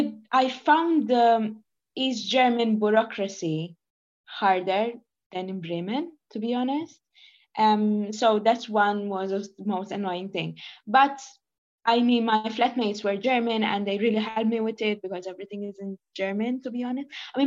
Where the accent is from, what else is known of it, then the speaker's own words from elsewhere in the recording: Malta; English is a second language; you know, I'm from Malta.